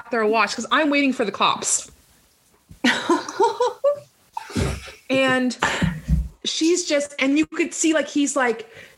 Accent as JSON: {"language": "English", "country": "Canada", "said": "as a Canadian"}